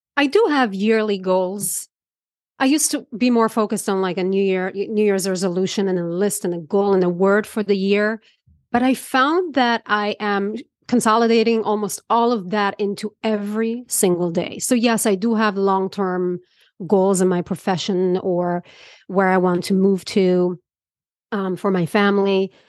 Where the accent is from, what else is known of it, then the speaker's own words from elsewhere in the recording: Israel; moved away; I grew up in Israel